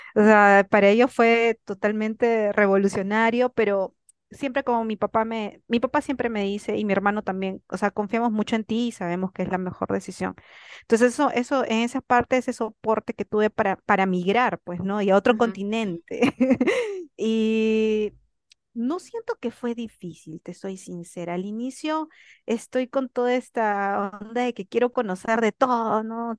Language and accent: Spanish; Peru; moved away as an adult; also born or lived in Spain; now in Ecuador; yo que soy recontra peruano